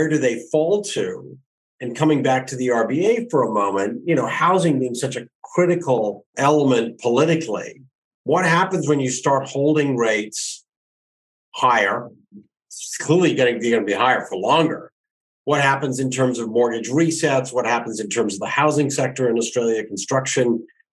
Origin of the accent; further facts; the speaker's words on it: Canada; being a Canadian, I've lived through every